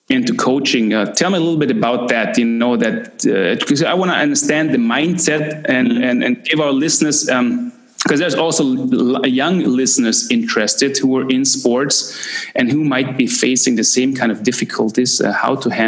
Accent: Canada; now in Klagenfurt, Austria; you have to imagine growing up in Canada and uh, wanting to be a hockey player. Uh, that's a dream of, of many boys. I had had the same kind of dreams

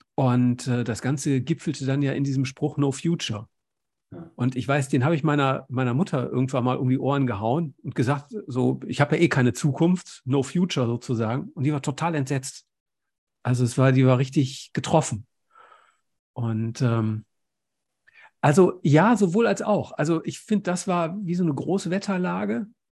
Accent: Essen, North Rhine-Westphalia, Germany; ich bin in Essen groß geworden

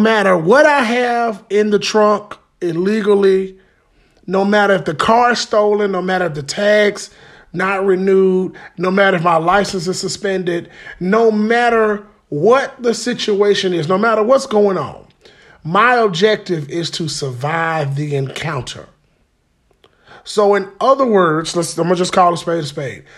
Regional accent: Birmingham, Alabama, United States; I am from Fountain Heights, 1408 16th Street North, off the four-way

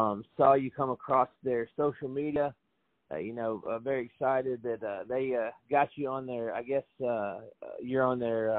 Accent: Franklin, Tennessee, United States; Franklin as well, which is my hometown.

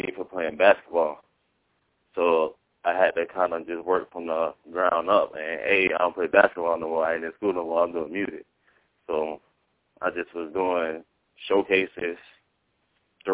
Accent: Sarasota, Florida, United States; I'm from Sarasota, Florida.

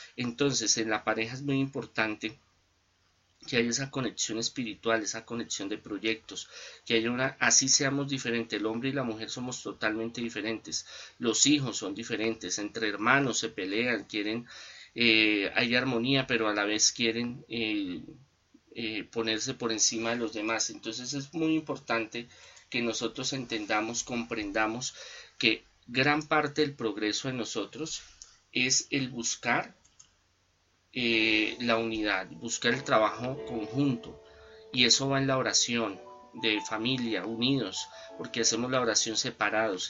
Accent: Colombia; nosotros los colombianos

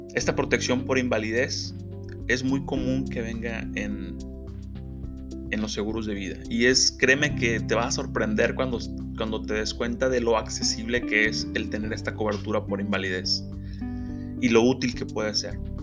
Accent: Mexico; es algo que a todos como mexicanos nos impacta

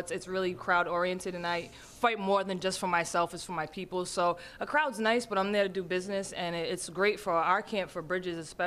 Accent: United States; I'm Native American

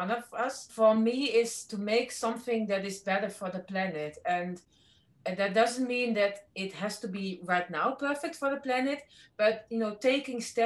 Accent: the middle of the Netherlands, central Netherlands, Netherlands; I'm not from Amsterdam, but from the middle of the Netherlands

